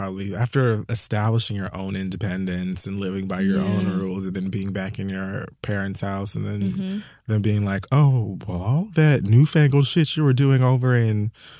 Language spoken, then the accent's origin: English; Miami, Florida, United States; Being from Miami. {S3} Yes. {S0} Born and raised in Miami-Dade County.